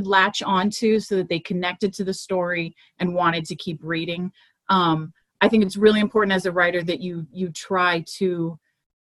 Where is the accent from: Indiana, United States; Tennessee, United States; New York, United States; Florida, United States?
Florida, United States; Miami; moved away as an adult; now in Central Texas, United States; where I grew up in Miami